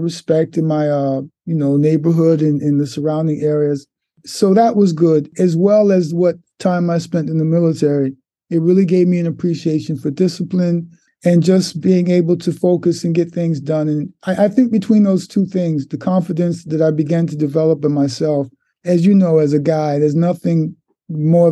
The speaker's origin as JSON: {"language": "English", "area": "Newark or East Orange", "region": "New Jersey", "country": "United States", "tie": "born or raised there", "also_born_or_lived": "Harlem, New York City", "moved": "yes", "said": "But after the age of two, we moved from Harlem to New Jersey, to, I believe, Newark, or East Orange, New Jersey"}